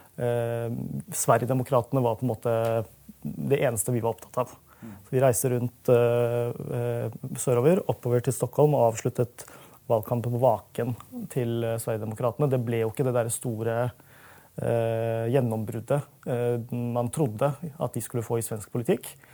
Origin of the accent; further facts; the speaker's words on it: Norway; also born or lived in London; jeg er norsk, og jeg er norsk på min måte